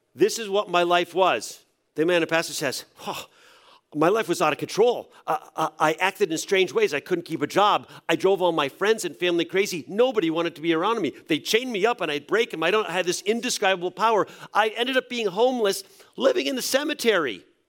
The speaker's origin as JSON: {"language": "English", "region": "New England", "country": "United States", "tie": "born or raised there", "said": "I grew up in a church in New England"}